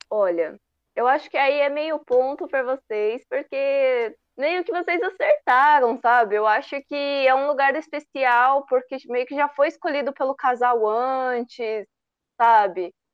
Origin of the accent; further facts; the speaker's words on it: Ibiúna, São Paulo, Brazil; Eu sou de Biúna, São Paulo, é bem interior de São Paulo mesmo.